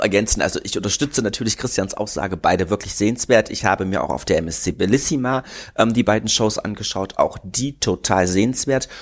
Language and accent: German; Berlin, Germany; now in Munich, Germany; Ich komme ja aus Berlin